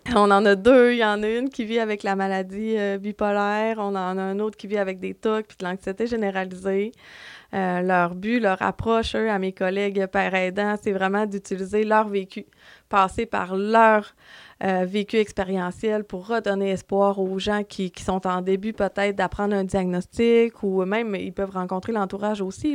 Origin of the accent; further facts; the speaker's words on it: Dolbeau-Mistassini, Quebec, Canada; je viens de Dolbeau et euh, depuis toujours, j'ai resté à Dolbeau